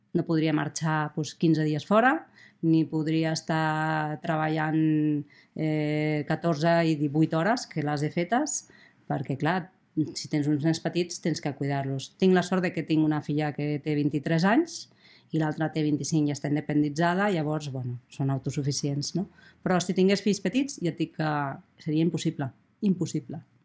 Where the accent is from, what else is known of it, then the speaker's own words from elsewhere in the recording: Barcelona, Catalonia, Spain; moved away as an adult; now in Andorra; jo crec que sóc andorrana nascuda a Barcelona